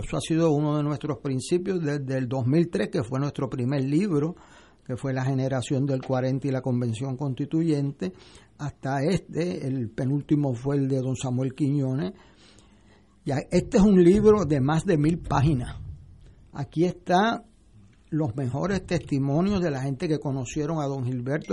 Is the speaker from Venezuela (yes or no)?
no; Puerto Rico; a mí como puertorriqueño